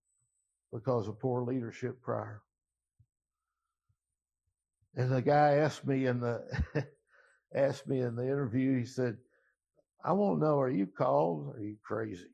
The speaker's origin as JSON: {"language": "English", "town": "Louisville", "region": "Kentucky", "country": "United States", "tie": "born or raised there", "moved": "yes", "said": "We moved back to Louisville. I grew up in the East End, but I couldn't afford to move back in the East End."}